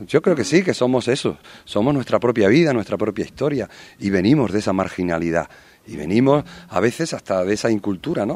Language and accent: Spanish; Madrid, Community of Madrid, Spain; Yo soy de Vallecas, soy del barrio donde eh, de alguna manera los trenes de la muerte entraban